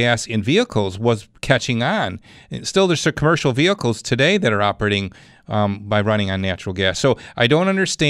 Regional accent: Clarence, New York, United States; Clarence. That's my hometown.

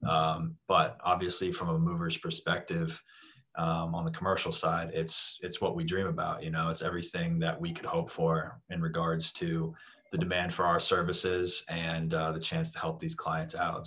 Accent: Jacksonville, Florida, United States; moved away as an adult; also born or lived in Atlanta, Georgia; now in South Florida, United States; I grew up in the Jacksonville area, North Florida

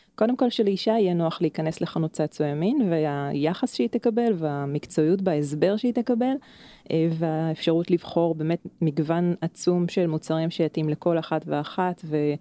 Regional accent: Krayot area, Haifa District, Israel; אני במקור מאזור הקריות

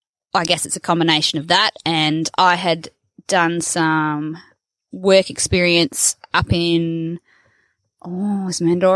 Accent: near Wagin and Dumbleyung, southwest Western Australia wheatbelt, Australia; now in Kununurra, Australia; I hail from the southwest corner of WA in the wheat belt, down near Wagen and Dumbuyung. So traditionally a sheep and wheat farming area, quite a nice productive area down there, fairly safe country.

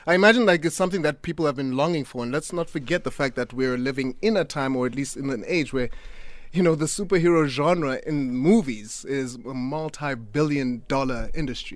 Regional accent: Butterworth, Eastern Cape, South Africa; now in Cape Town, South Africa; I'm from Butterworth

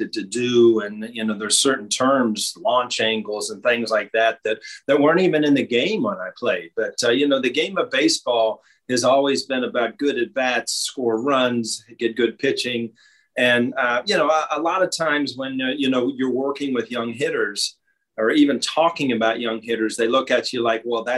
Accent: Ohio, United States; growing up in Ohio

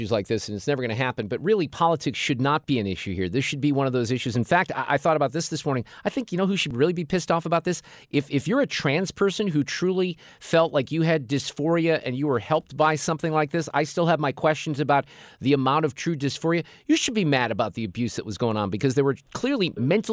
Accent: West St. Louis County, Missouri, United States; moved away; I grew up in West St. Louis County

